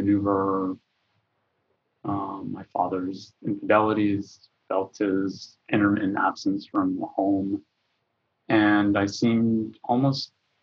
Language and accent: English; Texas, United States; I grew up in Texas and in a family of Palestinian refugees and Lebanese immigrants